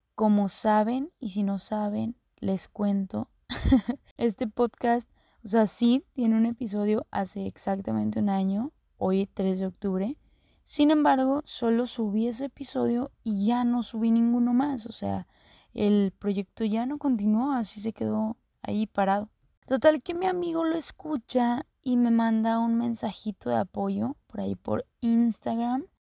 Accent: Cadereyta Jiménez, Nuevo León, Mexico; Soy de Caderita, Nuevo León. Para los que no ubiquen, mi ranchito está a un lado, a un ladito, pegadito ahí, de Monterrey.

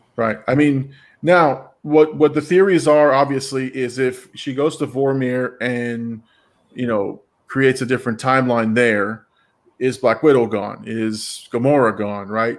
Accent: Florida, United States; We're from Florida

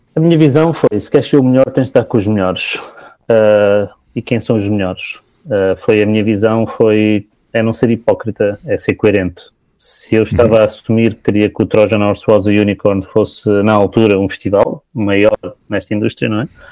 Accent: Portugal; como português que pago os meus impostos

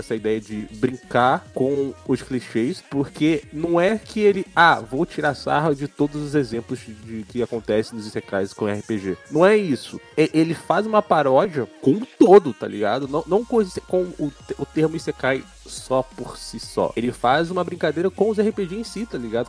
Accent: Brazil; eu sou brasileiro

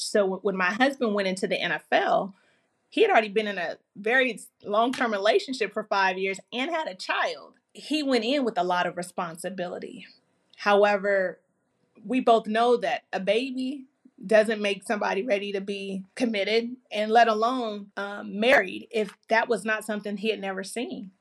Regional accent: California, United States; my home, which is California

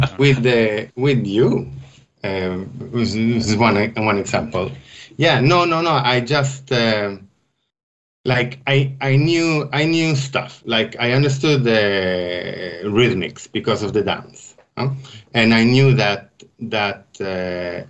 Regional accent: Västerås, Västmanland, Sweden; moved away as an adult; also born or lived in Stockholm, Sweden / Switzerland; I grew up in Västerås, is the name of my hometown in Sweden.

